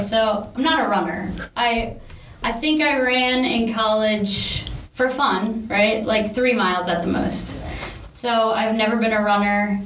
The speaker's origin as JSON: {"language": "English", "region": "Maryland", "country": "United States", "tie": "born or raised there", "moved": "as an adult", "lives_now": "California, United States", "said": "I'm from Maryland, grew up there. Um, moved out to California in this July 2021."}